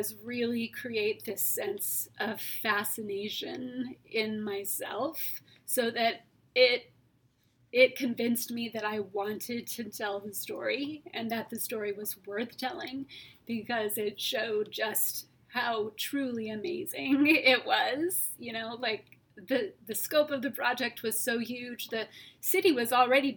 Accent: California, United States; I'm from California

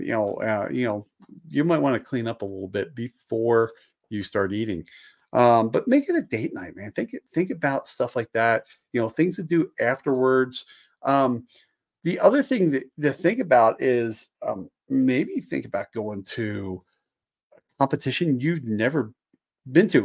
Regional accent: just outside of Philadelphia, Pennsylvania, United States; I grew up just outside of Philadelphia

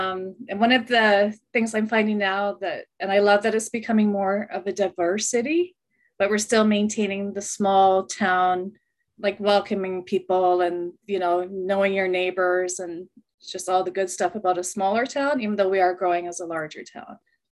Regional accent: London, Ontario, Canada; now in Brantford, Canada; I'm originally from London, Ontario. My family moved to Brantford about 47 years ago.

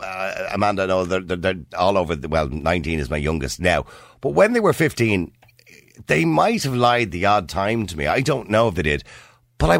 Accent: Dublin, Leinster, Ireland; I remember it here in Dublin when I was a kid

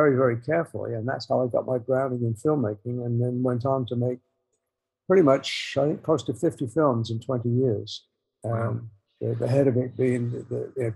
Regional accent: Coventry, West Midlands, United Kingdom; moved away; I was born in England in Coventry

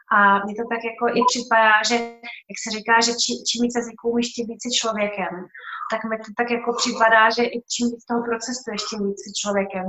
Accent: Czechia; moved away as an adult; já jsem vlastně odešla z Čech

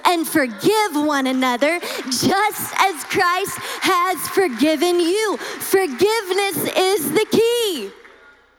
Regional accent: Louisiana, United States; I'm from Louisiana.

